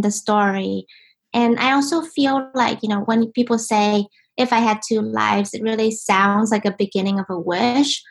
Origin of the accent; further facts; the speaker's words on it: Ho Chi Minh City, Vietnam; now in United States; I was born in Vietnam, in Ho Chi Minh, and um, you know, life in Vietnam was really a special thing